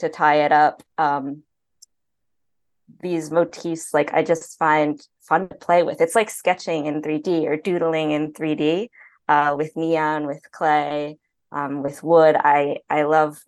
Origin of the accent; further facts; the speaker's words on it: New York, United States; moved away as an adult; also born or lived in Chicago; now in Los Angeles, United States; growing up in New York, I've been there for many more years than I've been